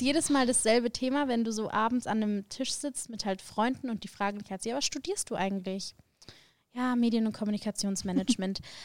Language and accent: German; Augsburg, Bavaria, Germany; moved away as an adult; now in Munich, Germany; ich bin geboren in Augsburg, das ist nicht ganz so weit von München.